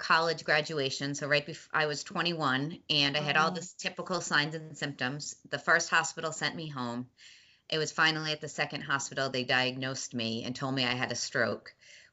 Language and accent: English; Boston, Massachusetts, United States; I am from America in Boston, Massachusetts